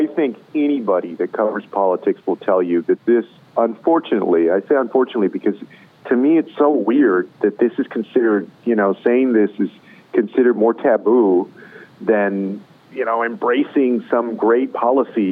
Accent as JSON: {"language": "English", "region": "Texas", "country": "United States", "said": "my home state of Texas"}